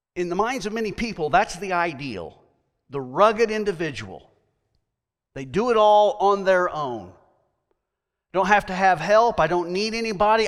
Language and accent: English; United States; I am American